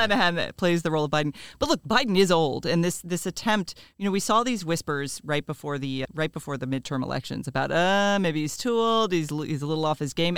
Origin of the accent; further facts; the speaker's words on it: Florida, United States; I'm from Florida